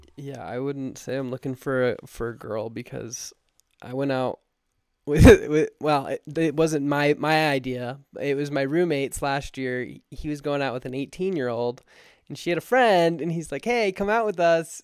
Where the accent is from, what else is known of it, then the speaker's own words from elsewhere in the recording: Alpine, Utah, United States; I grew up in Alpine, Utah